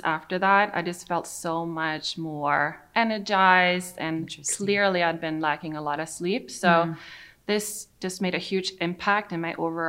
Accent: Sweden; now in United States; I'm from Sweden

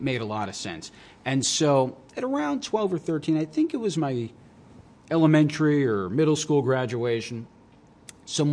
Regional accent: Long Island, New York, United States; also born or lived in Binghamton; I started growing up in Long Island

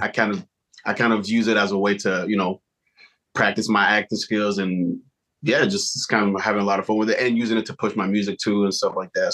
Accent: Montreal, Quebec, Canada; being from Montreal. So one, we're Canadian

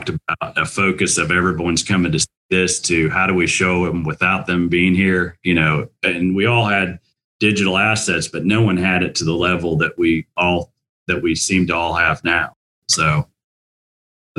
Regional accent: Indiana, United States; I'm a proud Hoosier. I went to Indiana University and I grew up in Indiana

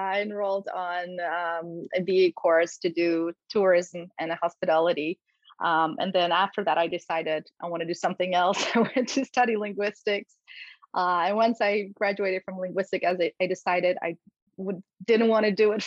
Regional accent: Poland; English is a second language; moved away; I grew up in Poland, and this is where I actually started my martial arts journey

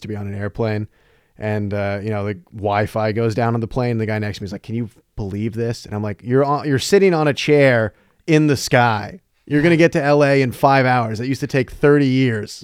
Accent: North Carolina, United States; moved away as an adult; now in Chicago, United States; I'm from North Carolina originally

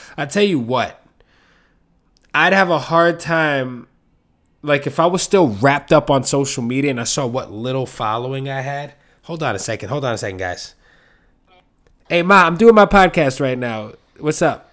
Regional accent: New York City, New York, United States; I'm from New York City

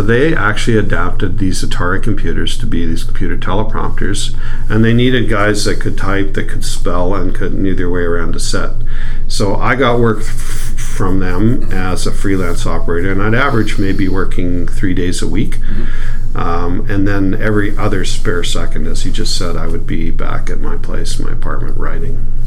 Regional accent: Edmonton, Alberta, Canada; moved away as an adult; also born or lived in Hollywood; I grew up here in Edmonton

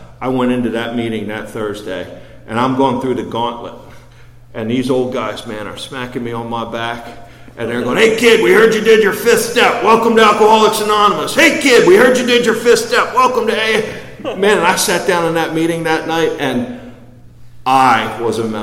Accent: Baltimore, Maryland, United States; I grew up in Baltimore outside the city

